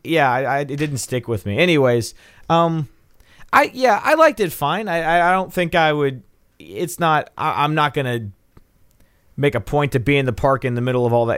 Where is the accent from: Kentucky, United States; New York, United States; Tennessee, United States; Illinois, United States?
Tennessee, United States; Nashville; I'm from Nashville